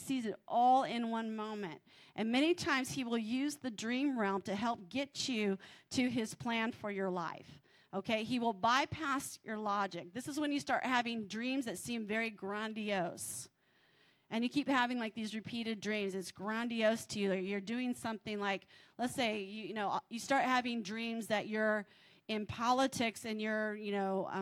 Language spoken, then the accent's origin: English; California, United States; I'm from California